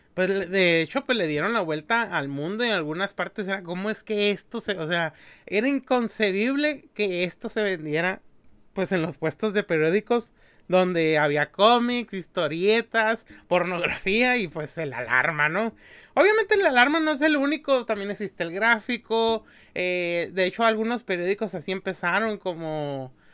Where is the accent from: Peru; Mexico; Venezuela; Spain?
Mexico; los que somos de México